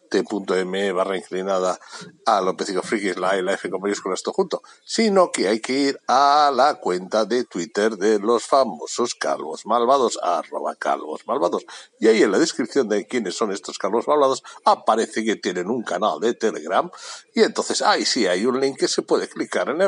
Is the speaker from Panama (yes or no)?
no; Bilbao, Basque Country, Spain; no, me, no pasa nada, yo soy de Bilbao. Yo soy de Bilbao.